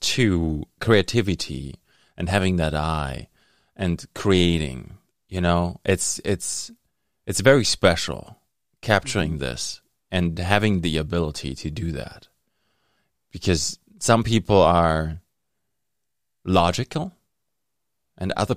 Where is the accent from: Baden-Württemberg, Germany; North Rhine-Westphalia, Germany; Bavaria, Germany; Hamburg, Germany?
North Rhine-Westphalia, Germany; Dortmund; now in Thunder Bay, Canada; I grew up in Germany